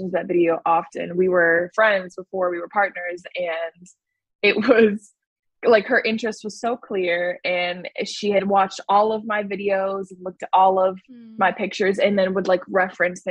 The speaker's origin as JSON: {"language": "English", "town": "Chicago", "region": "Illinois", "country": "United States", "tie": "born or raised there", "said": "Born in Chicago, then moved to the suburbs"}